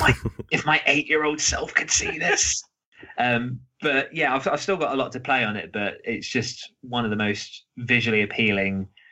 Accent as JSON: {"language": "English", "area": "around Cambridge, the Fens", "region": "East of England", "country": "United Kingdom", "tie": "born or raised there", "said": "I grew up in well around Cambridge here, out in the middle of the fens"}